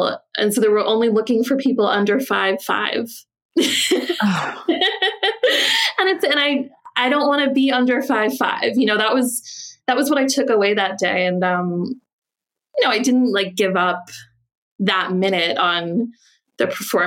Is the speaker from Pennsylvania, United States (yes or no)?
no; New Jersey, United States; I grew up in New Jersey